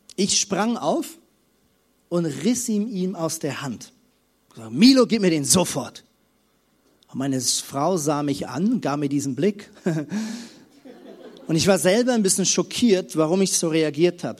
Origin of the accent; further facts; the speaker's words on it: Lemgo, North Rhine-Westphalia, Germany; bei uns in unserem kleinen, süßen Städtchen Lemgo, wo ich aufgewachsen bin